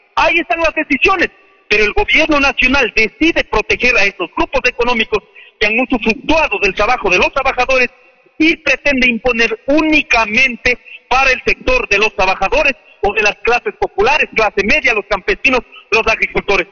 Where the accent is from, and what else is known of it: Ecuador